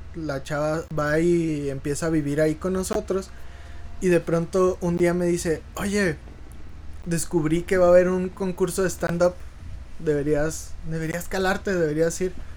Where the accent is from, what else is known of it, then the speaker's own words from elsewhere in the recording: Las Varas, Chihuahua, Mexico; now in Ciudad Juárez, Mexico; yo soy de un pueblito cerca de, de Saucillo que se llama Las Varas